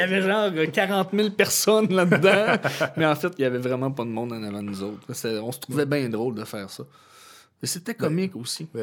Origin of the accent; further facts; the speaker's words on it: Chibougamau, Quebec, Canada; moved away as an adult; also born or lived in Jonquière; j'ai grandi à Chibougamau.